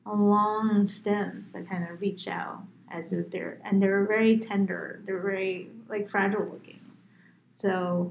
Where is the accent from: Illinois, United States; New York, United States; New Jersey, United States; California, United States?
New York, United States; moved away; also born or lived in Phoenix, Arizona; I grew up in New York, so New York is very tall